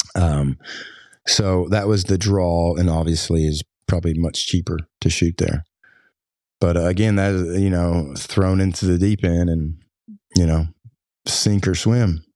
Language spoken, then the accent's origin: English; Floyd County, Kentucky, United States; I grew up in Floyd County